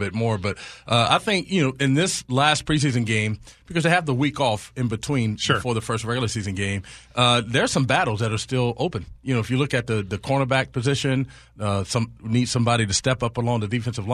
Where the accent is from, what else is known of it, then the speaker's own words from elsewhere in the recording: North Carolina, United States; moved away; I grew up in North Carolina up in the mountains.